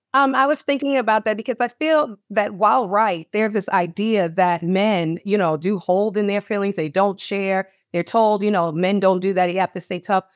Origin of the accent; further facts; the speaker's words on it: Manorville, New York, United States; moved away as an adult; also born or lived in Baltimore, Maryland; my parents raised us in Manorville, Long Island, in an all-white neighborhood